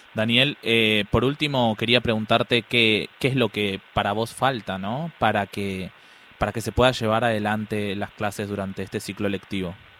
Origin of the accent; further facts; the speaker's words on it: Buenos Aires, Argentina; Yo soy de la Villa veintiuno veinticuatro